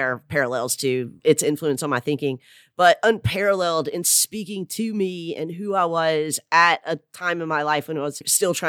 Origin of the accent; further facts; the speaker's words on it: the South, United States; accent: Southern; when I was in graduate school, I spent a good amount of time trying to lose my Southern accent.